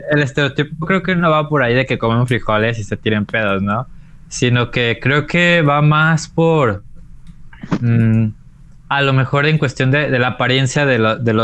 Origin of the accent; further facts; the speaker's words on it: Mexico; para los mexicanos